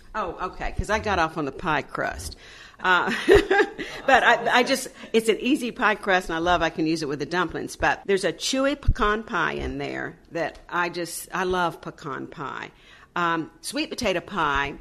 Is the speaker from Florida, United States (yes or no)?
yes; Panama City, Florida, United States; moved away as an adult; also born or lived in Tampa, Florida; I grew up in Panama City, went to school at Florida State, went back and taught school in Panama City